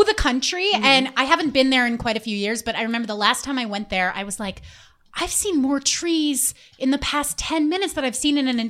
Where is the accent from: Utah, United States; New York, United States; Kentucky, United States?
New York, United States; Westchester; moved away as an adult; now in New York City, United States; So I grew up in Westchester.